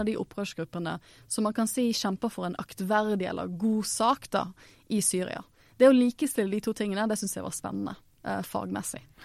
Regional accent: Norway; jeg er jo norsk

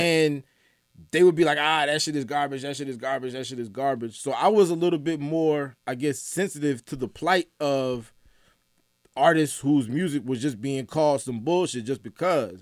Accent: Atlanta, Georgia, United States; also born or lived in Saint Louis, Missouri; I was born in Saint Louis. I grew up in Atlanta. I moved to Atlanta when I had just turned thirteen

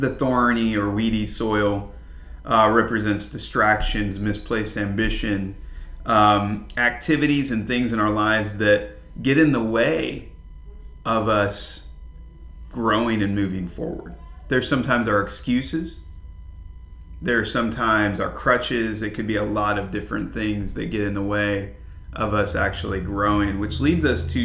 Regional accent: Flint, Michigan, United States; moved away; I grew up, even though I was in a suburb of Flint, Michigan, there were still a lot of farms and a lot of farmland.

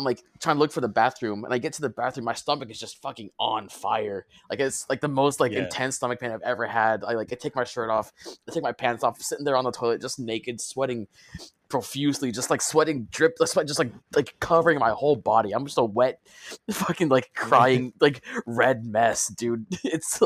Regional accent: Southern California, United States; Growing up in SoCal

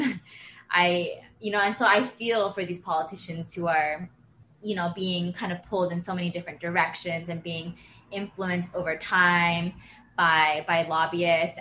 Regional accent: Pennsylvania, United States; moved away; I'm from Pennsylvania

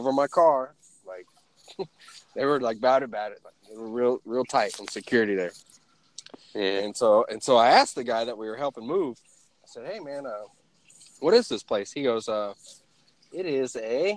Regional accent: Oklahoma, United States; moved away as an adult; now in Virginia, United States; I'm from Oklahoma.

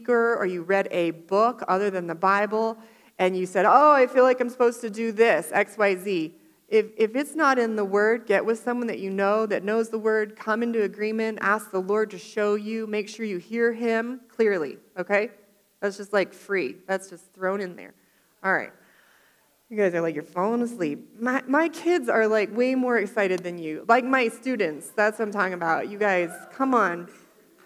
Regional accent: Florida, United States; moved away; I grew up in Florida

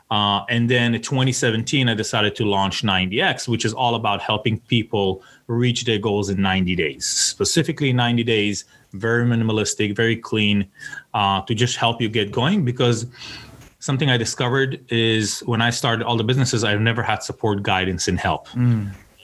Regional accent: Tel Aviv, Tel Aviv District, Israel; moved away as an adult; now in United States; I'm originally from Tel Aviv

